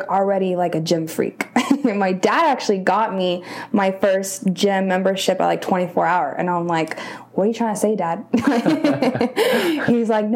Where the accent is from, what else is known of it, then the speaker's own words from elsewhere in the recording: Rancho Cucamonga, California, United States; I'm from Rancho Cucamonga, so like Inland Empire area